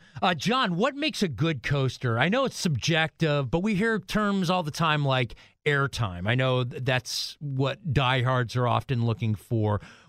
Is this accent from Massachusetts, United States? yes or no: no; Youngstown, Ohio, United States; now in Illinois, United States; because I'm from Youngstown, Ohio.